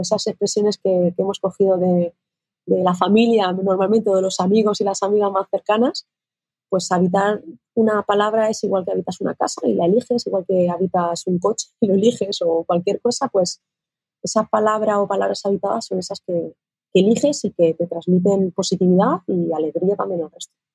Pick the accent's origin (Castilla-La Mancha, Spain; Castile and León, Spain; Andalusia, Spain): Castilla-La Mancha, Spain; En mi tierra, que yo soy manchega